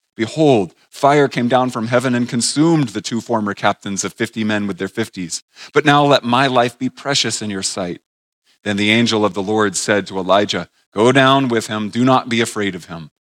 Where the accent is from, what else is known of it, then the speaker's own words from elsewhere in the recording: New England, United States; moved away; I grew up in New England, about an hour and a half north of Boston